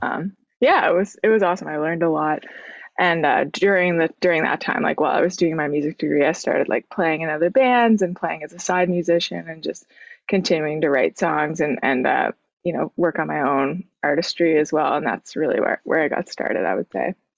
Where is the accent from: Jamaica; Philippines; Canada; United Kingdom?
Canada; Sydney, Nova Scotia; moved away as an adult; now in Halifax, Canada; I grew up in Cape Breton, uh, which is a little island